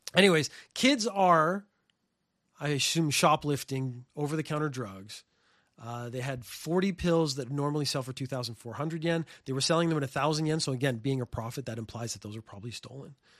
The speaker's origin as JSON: {"language": "English", "country": "Canada", "moved": "yes", "lives_now": "Japan", "said": "I come from Canada"}